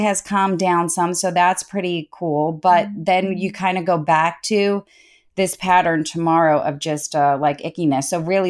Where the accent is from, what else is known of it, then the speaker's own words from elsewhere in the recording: Boston, Massachusetts, United States; moved away; We grew up in Boston